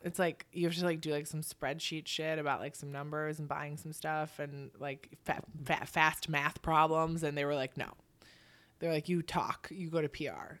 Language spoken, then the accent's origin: English; Milwaukee, Wisconsin, United States; now in New York, United States; I grew up in Milwaukee